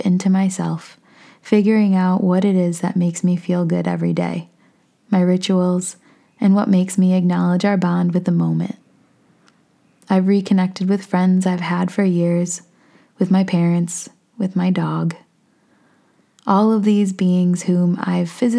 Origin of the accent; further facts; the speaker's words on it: Hornell, New York, United States; moved away as an adult; also born or lived in Keystone, Colorado / Australia; I was living in my hometown in Hornell, New York with my parents